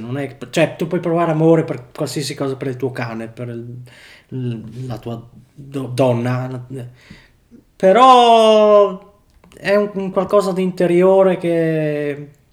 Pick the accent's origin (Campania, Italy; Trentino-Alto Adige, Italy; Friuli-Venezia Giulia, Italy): Friuli-Venezia Giulia, Italy; Tarcento; also born or lived in Uccea; sono nato e cresciuto a Tarcento